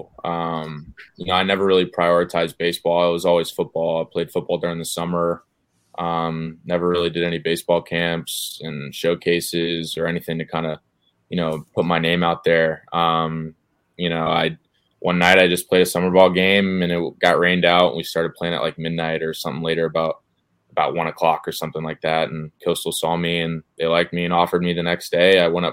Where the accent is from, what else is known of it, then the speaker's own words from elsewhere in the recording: Atlanta, Georgia, United States; also born or lived in Boca Raton, Florida / Marietta, Georgia; grew up in Atlanta